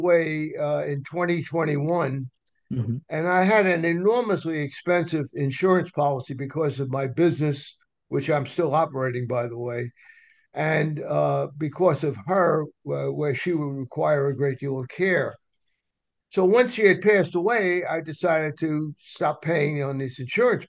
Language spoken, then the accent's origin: English; New York City, New York, United States; also born or lived in Atlanta; now in Trumbull, United States; I grew up in the streets of New York, which is a great education in one way.